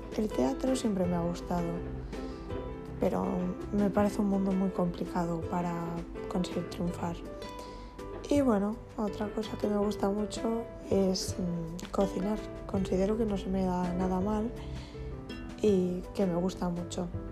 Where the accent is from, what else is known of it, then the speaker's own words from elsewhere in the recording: Barcelona, Catalonia, Spain; soy de Barcelona, tengo 18 años y bueno, he estudiado el bachillerato de artes escénicas en Barcelona